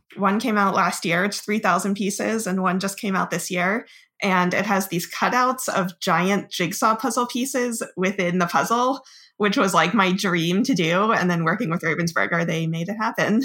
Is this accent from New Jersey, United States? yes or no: yes; Monmouth County, New Jersey, United States; I'm from Central Jersey, like Monmouth County